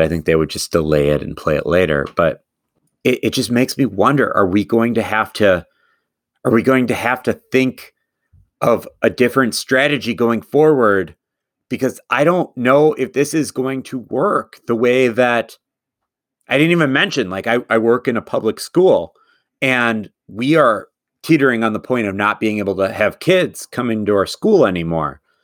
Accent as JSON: {"language": "English", "town": "Madison", "region": "Wisconsin", "country": "United States", "said": "Madison, where I'm from"}